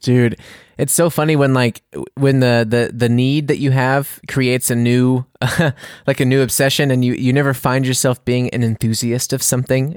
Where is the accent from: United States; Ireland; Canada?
United States; now in Bavaria, Germany; I'm American